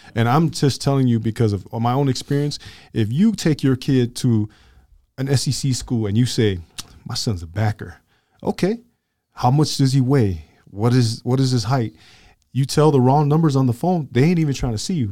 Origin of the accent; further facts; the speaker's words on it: Glendale, United States; I was from Glendale